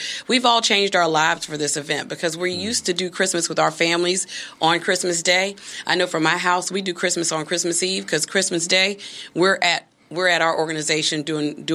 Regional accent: Hampton, Virginia, United States; I'm from the Shell Road neighborhood in Hampton

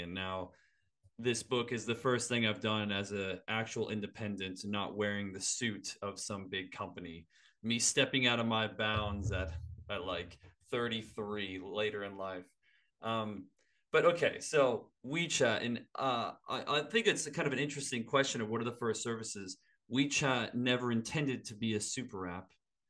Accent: United States; now in Australia; I'm American

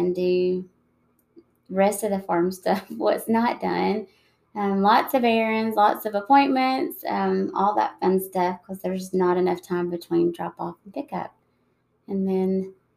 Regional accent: United States; my hometown is about 4 hours south of Atlanta

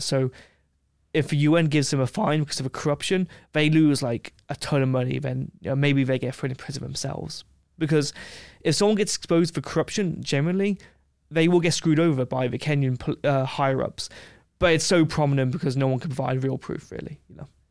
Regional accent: England, United Kingdom; I'm like, "England."

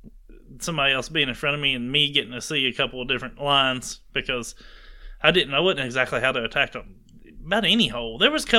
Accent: the South, United States; also born or lived in Alabama; I grew up in the South.

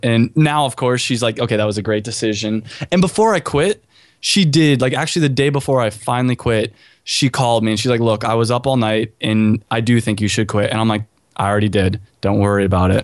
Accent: California, United States; also born or lived in Chicago; now in Miami, United States; I'm from California

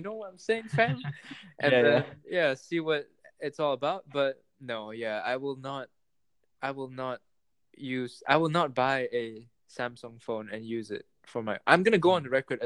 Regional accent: Malaysia; I'm from Malaysia where everything is like it's 4 ringgit

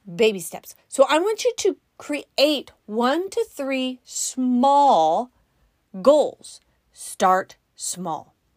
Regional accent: California, United States; We're from California

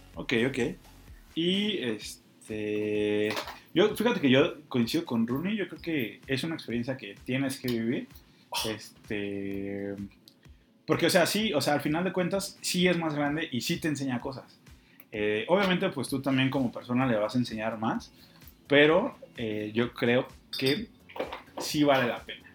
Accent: Mexico City, Mexico; como buen chilango

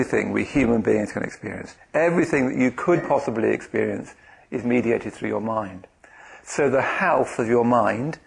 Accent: London, United Kingdom; I come from Bethnal Green in the east end of London

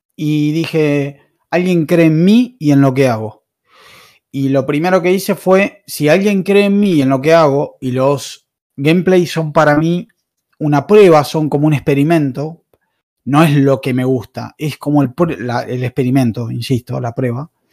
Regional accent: Argentina; soy de Argentina

